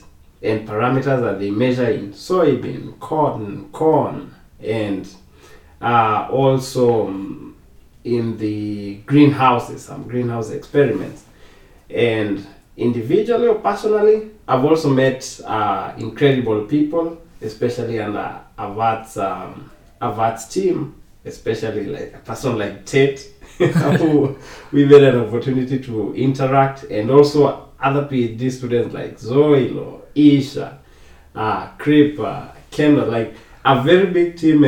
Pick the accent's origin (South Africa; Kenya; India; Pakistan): Kenya; moved away as an adult; now in Costa Rica; I was born and raised in Kenya